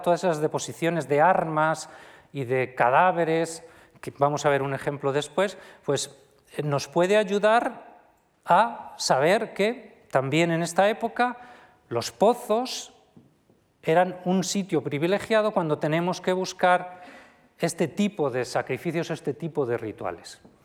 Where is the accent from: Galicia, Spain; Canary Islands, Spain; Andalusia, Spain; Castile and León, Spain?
Castile and León, Spain; Viana de Cega; mi pueblo, de Viana de Cega